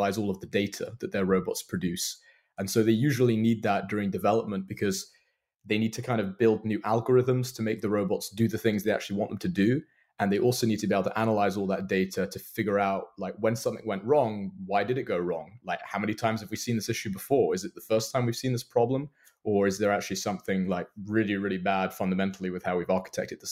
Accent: London, United Kingdom; moved away as an adult; now in Seattle, United States; So I'm originally from London, now living in Seattle. So you might hear a bit of an accent.

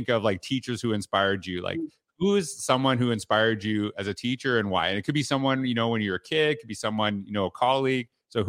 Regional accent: Canada; born or raised there

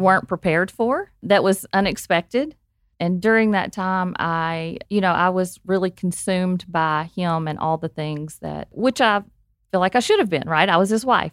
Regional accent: Arkansas, United States; I am from Arkansas, if you can't tell by the accent

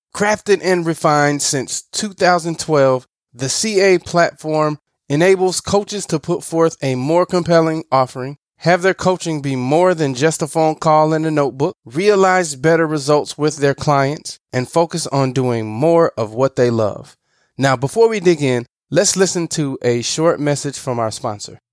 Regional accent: Southern Illinois, United States; moved away as an adult; also born or lived in Appleton, Wisconsin; I'm originally from Southern Illinois

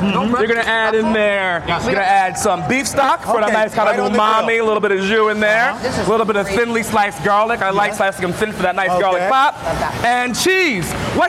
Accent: Jamaica; I'm Jamaican

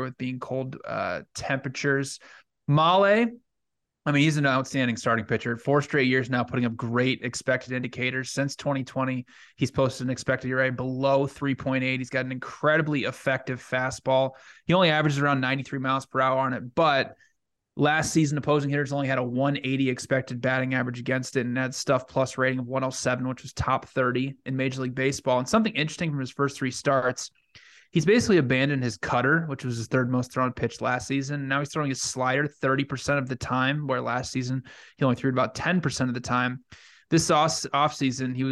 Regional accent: Cedar Rapids, Iowa, United States; my hometown, Cedar Rapids, Iowa

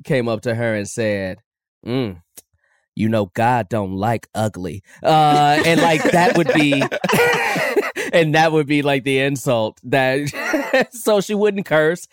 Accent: Chicago, Illinois, United States; I'm from Chicago

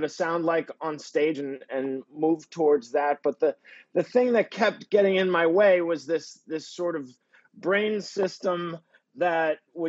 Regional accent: Peabody, Massachusetts, United States; moved away; Originally, I am from Peabody, Mass, which is a suburb of Boston, about 16 miles north of Boston, kind of a working class type area

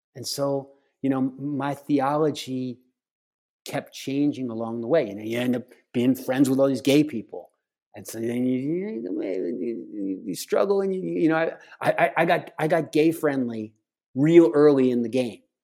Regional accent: outside of Philadelphia, Pennsylvania, United States; I grew up outside of Philadelphia on the campus of Eastern Baptist College

